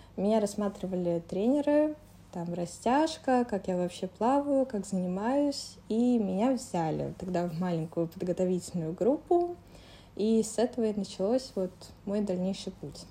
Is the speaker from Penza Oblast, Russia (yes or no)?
no; Moscow, Russia; Я из Москвы